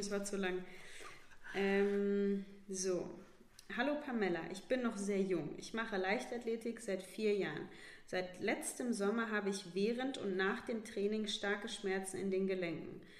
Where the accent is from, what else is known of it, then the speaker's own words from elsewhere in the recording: Northern Hesse, Germany; moved away; als junge Athletin äh, noch in meiner Heimatstadt in Nordhessen